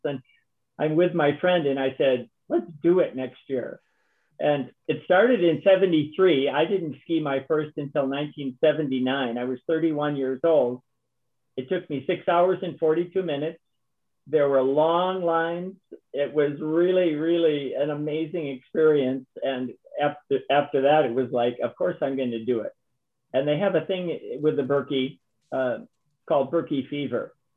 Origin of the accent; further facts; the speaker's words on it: Minnesota, United States; also born or lived in Wisconsin; I'm a Minnesotan, so I grew up skating